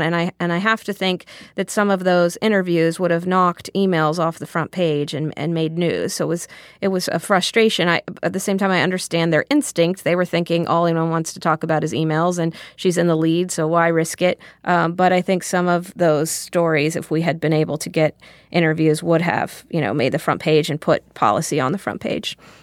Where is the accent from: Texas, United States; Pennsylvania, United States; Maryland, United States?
Texas, United States; when I was growing up in Texas